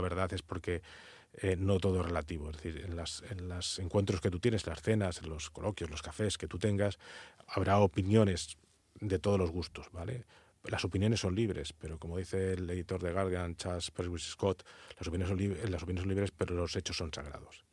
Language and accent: Spanish; Spain; como buen castellano que soy